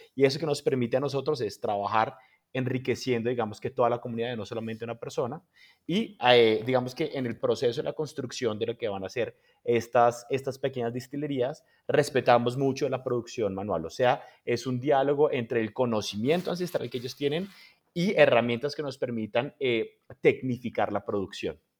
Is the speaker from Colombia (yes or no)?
yes; Colombia; nosotros, por ejemplo, en Colombia